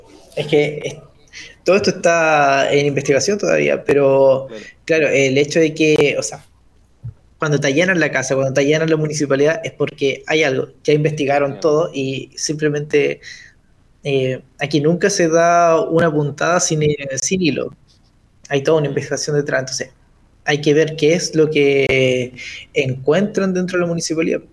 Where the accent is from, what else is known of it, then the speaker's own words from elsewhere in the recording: Chile; como chilenos